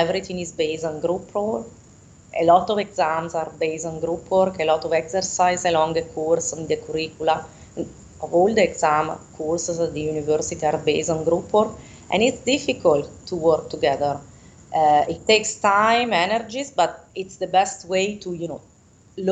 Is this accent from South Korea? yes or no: no; Italy; first language Italian; English is a second language; moved away as an adult; also born or lived in France / Latin America; now in Denmark